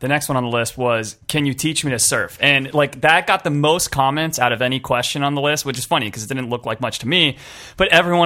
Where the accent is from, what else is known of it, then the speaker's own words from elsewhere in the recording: Los Angeles, California, United States; I grew up in Los Angeles